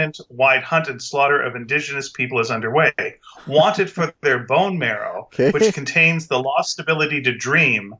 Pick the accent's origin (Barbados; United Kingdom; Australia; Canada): Canada; we're Canadian